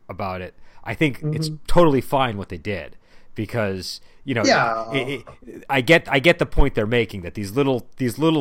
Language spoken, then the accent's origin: English; Boston, Massachusetts, United States; I'm from Boston